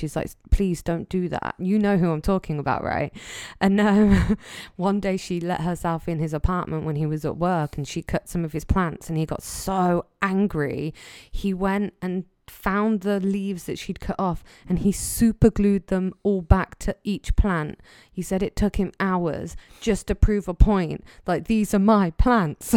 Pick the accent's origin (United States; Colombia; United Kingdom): United Kingdom; England; I'm English.